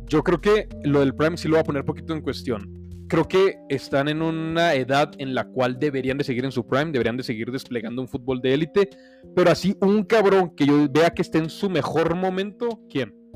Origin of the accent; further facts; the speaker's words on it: Mexico; como mexicanos